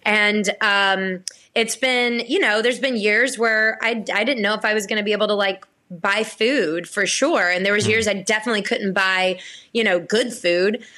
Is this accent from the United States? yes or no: yes; Blackshear, Georgia, United States; I was born and raised in Blackshear, Georgia